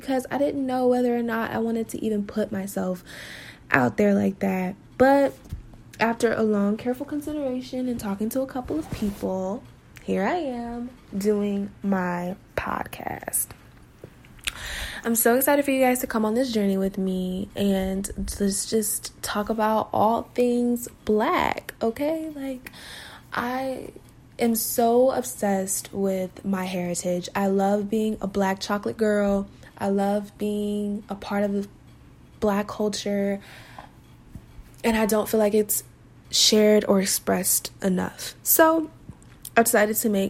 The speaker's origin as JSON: {"language": "English", "town": "Las Vegas", "region": "Nevada", "country": "United States", "tie": "born or raised there", "moved": "yes", "lives_now": "Denton, United States", "said": "So I am from Las Vegas, Nevada. I was born and raised there."}